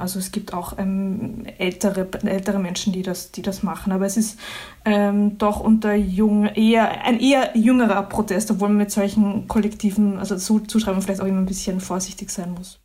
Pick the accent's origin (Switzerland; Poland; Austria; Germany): Austria; ich komme ja selbst aus Österreich